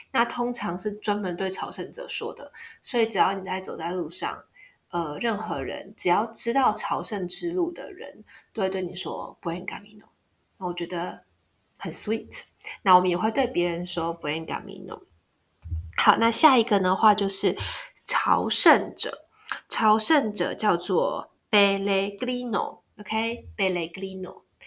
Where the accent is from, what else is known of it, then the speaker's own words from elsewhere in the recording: Taiwan; 我是台湾人